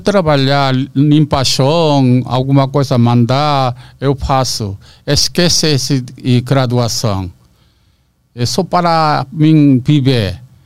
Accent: South Korea; Portuguese is a second language; moved away as an adult; now in Brazil; eu sou josenjin

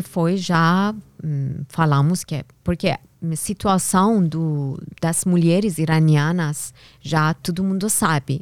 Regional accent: Tehran, Tehran Province, Iran; first language Persian; Portuguese is a second language; moved away as an adult; now in São Paulo, Brazil; lá no Irã, eu nasci em Teherã, capital do Irã

